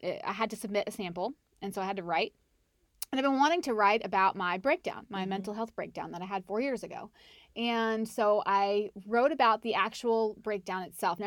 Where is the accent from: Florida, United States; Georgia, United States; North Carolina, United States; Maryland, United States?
North Carolina, United States; I'm from Charlotte. Well, not from Charlotte, but I'm from North Carolina